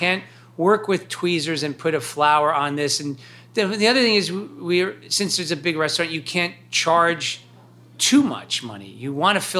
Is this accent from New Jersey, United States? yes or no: yes; New Jersey, United States; I'm Hungarian. I grew up in New Jersey. So I'm American.